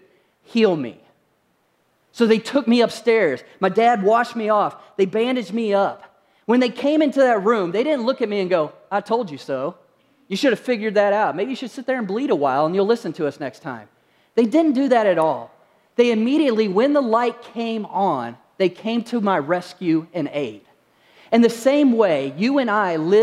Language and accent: English; Kentucky, United States; moved away; also born or lived in Utah; when I was growing up, I grew up in Kentucky